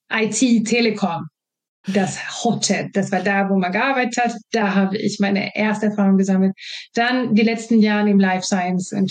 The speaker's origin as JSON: {"language": "German", "country": "Sweden", "tie": "born or raised there", "second_language": "German", "moved": "as an adult", "lives_now": "Germany", "said": "ich stamme aus einer Region, wo wir das nicht trennen. Ich bin Schwedin, ich bin habe schwedische Sprachgebrauch mit mir bekommen und äh, habe daher nicht diese Trennung. Ich bin in Deutschland ausgebildet"}